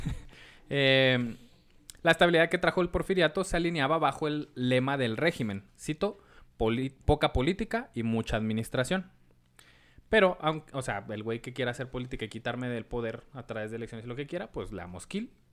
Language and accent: Spanish; Mexico; uno como mexicano se sabe de toda la vida